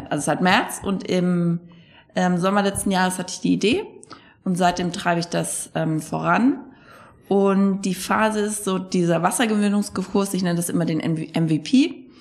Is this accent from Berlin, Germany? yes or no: no; Bad Kissingen, Bavaria, Germany; also born or lived in Frankfurt; Ich komme aus, ich komm aus Bad Kissingen.